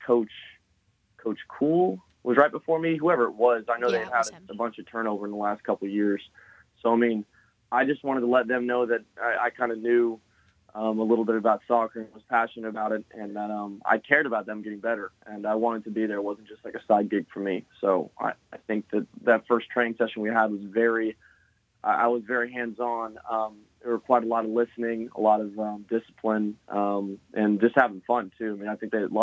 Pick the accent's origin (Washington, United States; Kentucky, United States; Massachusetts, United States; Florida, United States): Florida, United States; Lakeland; also born or lived in Cleveland, Tennessee; I went to LCS basically sixth grade to senior year